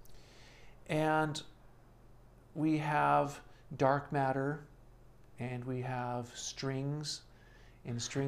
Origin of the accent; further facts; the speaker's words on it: California, United States; I'm originally from California